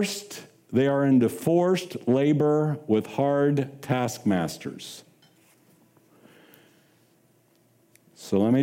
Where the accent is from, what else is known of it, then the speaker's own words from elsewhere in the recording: Kansas City, United States; moved away as an adult; also born or lived in Sacramento, Pennsylvania; I'm from Kansas City